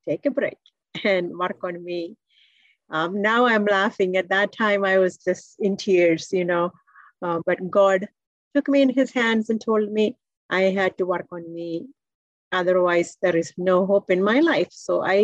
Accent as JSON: {"language": "English", "country": "India", "moved": "as an adult", "lives_now": "United States", "said": "I came from India, and my background is in electrical engineering"}